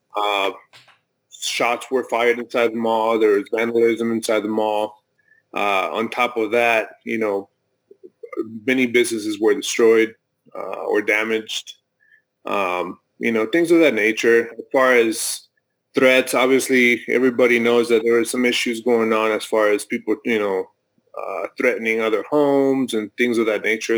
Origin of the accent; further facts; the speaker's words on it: Mexico; now in United States; I'm I'm from Mexico. I was born in Mexico